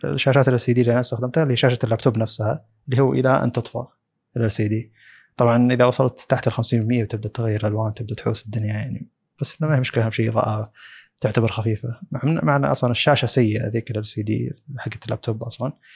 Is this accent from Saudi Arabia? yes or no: yes; Saudi Arabia; عندنا في السعوديه